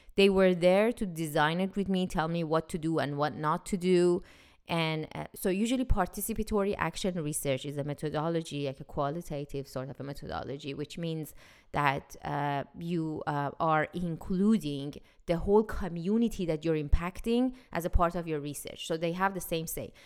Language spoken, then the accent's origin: English; Iran; now in United States; When I was growing up in Iran